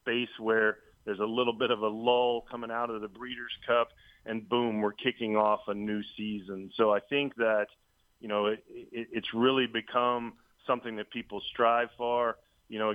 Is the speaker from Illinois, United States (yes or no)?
no; Louisiana, United States; moved away; growing up in Louisiana, working the fairgrounds through high school and, you know, even into college